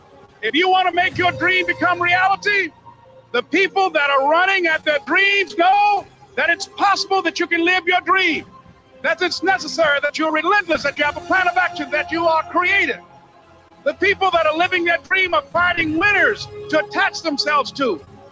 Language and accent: English; Miami, Florida, United States; born there; I was born in Miami, Florida, in an area called Liberty City, in an abandoned building on a hard linoleum floor with my twin brother.